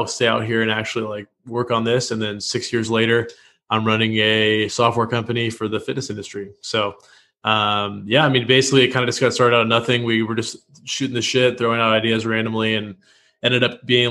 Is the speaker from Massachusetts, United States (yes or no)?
no; Washington, United States; moved away as an adult; also born or lived in Los Angeles / Oklahoma City; now in Austin, United States; I'm from Washington State.